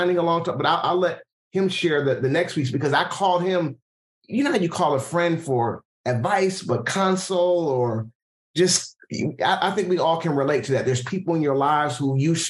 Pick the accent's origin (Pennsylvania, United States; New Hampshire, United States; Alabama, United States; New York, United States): Alabama, United States; Tuskegee; also born or lived in Plainfield, New Jersey; now in Atlanta, United States; I grew up in Tuskegee, Alabama before moving to Atlanta